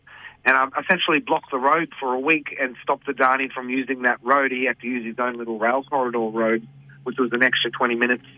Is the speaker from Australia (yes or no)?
yes; Wangan and Jagalingou country, Central Queensland, Australia; I am Wadawidi. I speak Widi. I'm from the Wangan and Jagalingu people, which is located about probably maybe 4 hours west of Bowen, inland. It's about 2.5-3 hours drive northwest of Claremont, which is the closest town. I'm basically living on country at the moment